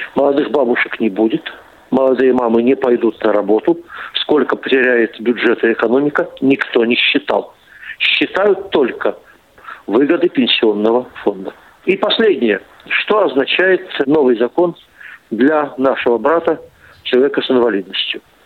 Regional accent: Omsk, Omsk Oblast, Russia; в моем родном городе Омске

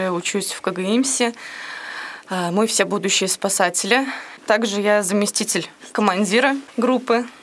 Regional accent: Ulyanovsk, Ulyanovsk Oblast, Russia; Я из Ульяновска, учусь а, в колледже государственной муниципальной службы.

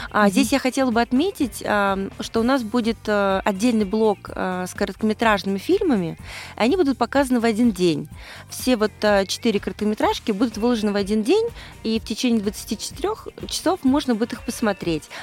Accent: Moscow, Russia; я из Москвы

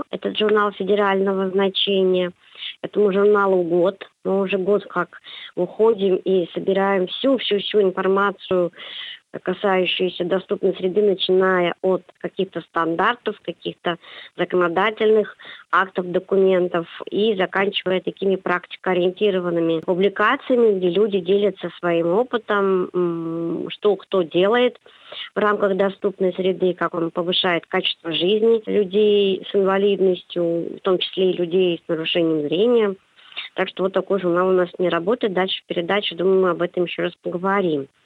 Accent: Saint Petersburg, Russia; born there; Это свидетельство того, что я родилась в городе-герой Ленинград тогда еще Ленинград

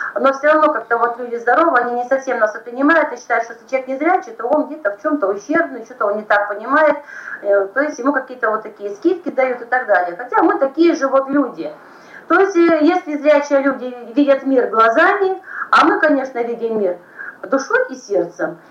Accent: Siberia, Russia; мы сибиряки

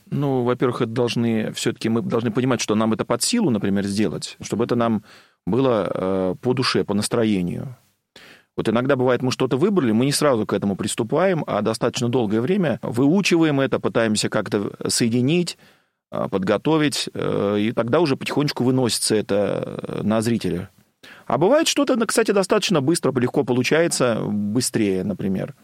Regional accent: Sergiyev Posad, Moscow Oblast, Russia; also born or lived in Bolshevo; Я из Сергиева Посада.

